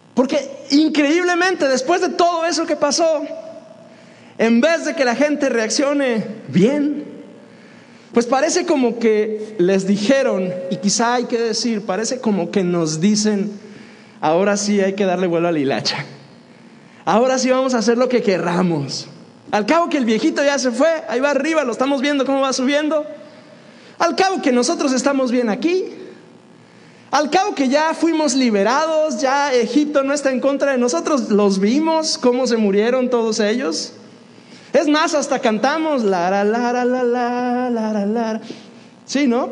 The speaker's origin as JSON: {"language": "Spanish", "area": "Dolores Hidalgo", "region": "Guanajuato", "country": "Mexico", "tie": "born or raised there", "also_born_or_lived": "Piedras Negras, Coahuila", "said": "Yo crecí en Dolores y algo, Guanajuato"}